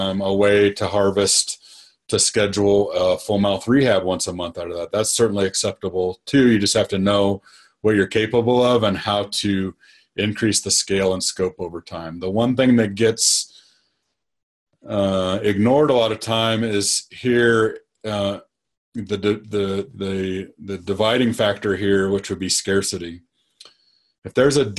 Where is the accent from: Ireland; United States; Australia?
United States; Nebraska; I grew up in Nebraska